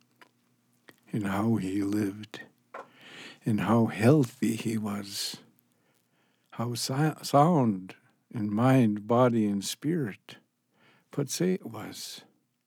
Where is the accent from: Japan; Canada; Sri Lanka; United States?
Canada; there was segregation and assimilation happening in Canada. Segregation means to separate us, put us on a reservation, put us in a residential school, to where we are not with Canadians